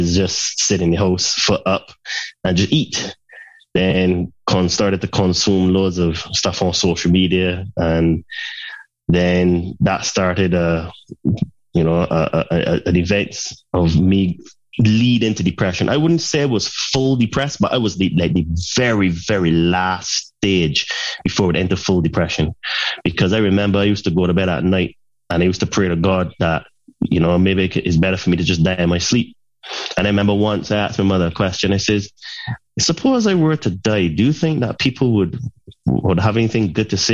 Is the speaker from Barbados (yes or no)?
yes; Saint Peter, Barbados; moved away as an adult; also born or lived in United Kingdom; originally I'm from Barbados and I spent half of my life there. And then as I became a young adult, I went to study in the UK